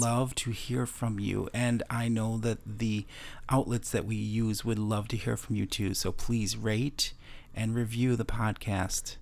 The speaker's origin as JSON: {"language": "English", "town": "Chicago", "region": "Illinois", "country": "United States", "tie": "born or raised there", "also_born_or_lived": "Wisconsin", "moved": "yes", "lives_now": "Florida, United States", "said": "my hometown of Chicago"}